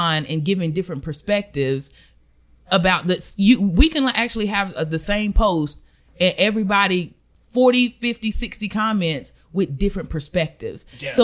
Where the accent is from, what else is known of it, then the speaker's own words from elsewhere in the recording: Belmont, North Carolina, United States; I'm from good old Belmont, North Carolina.